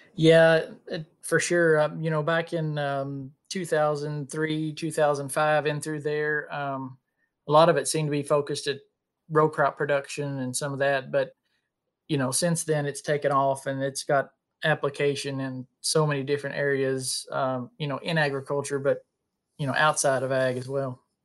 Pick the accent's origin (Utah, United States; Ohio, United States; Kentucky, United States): Kentucky, United States; Bullitt County; I'm from Bullock County, Kentucky, which is, uh, just the next county south of Louisville